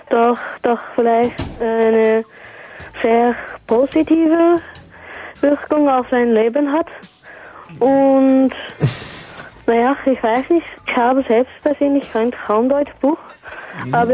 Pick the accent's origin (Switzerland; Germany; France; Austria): Switzerland; moved away; ich komme eigentlich aus der Schweiz, aus dem Übachgau.